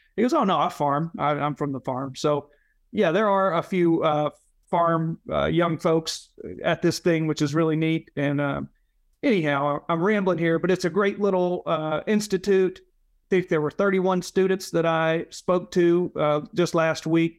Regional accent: Leland, Mississippi, United States; now in Memphis, United States; I had friends from my hometown in Leela, Mississippi

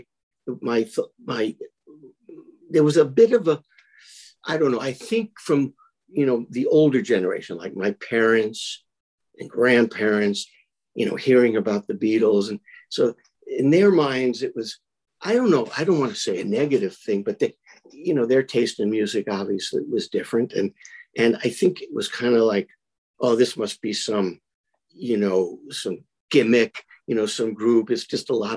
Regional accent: New York City, New York, United States; I was like 9 or 10 years old, growing up in Brooklyn

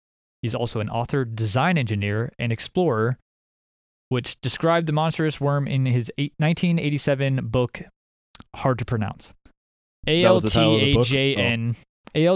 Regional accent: Iowa, United States; I'm from Iowa, I guess. We're from Iowa.

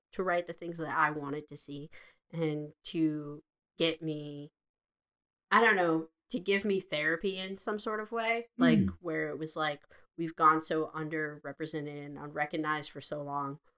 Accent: United States; growing up in America in like the 90s and 80s

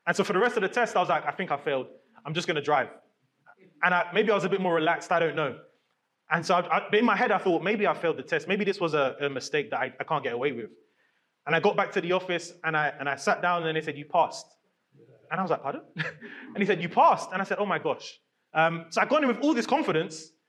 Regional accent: London, United Kingdom; growing up in London

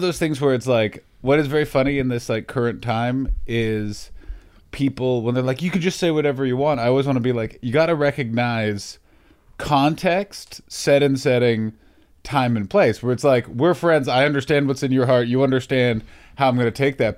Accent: Canada; moved away; I'm from Canada

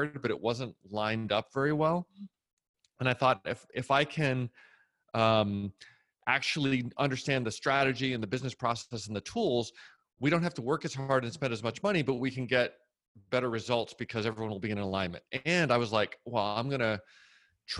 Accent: Massachusetts, United States; moved away as an adult; also born or lived in New Jersey; now in Austin, United States; I grew up in Massachusetts.

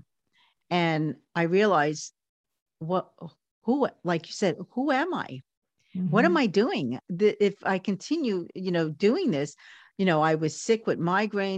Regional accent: New York City, New York, United States; growing up in Coney Island in the, you know, in the 40s, 50s, 60s, even the 70s

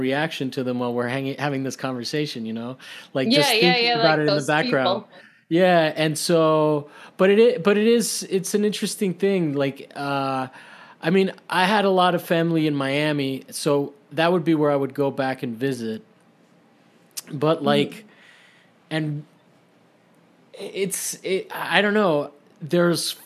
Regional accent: Rome, Lazio, Italy; now in United States; growing up in Italy

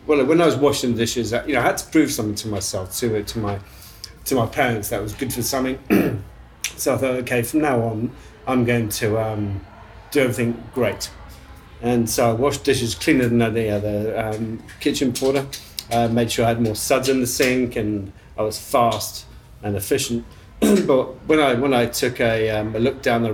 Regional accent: Leicestershire, East Midlands, United Kingdom; moved away as an adult; also born or lived in London, United Kingdom / Melbourne, Australia; now in Port Douglas, Australia; I was brought up in Leicestershire in England

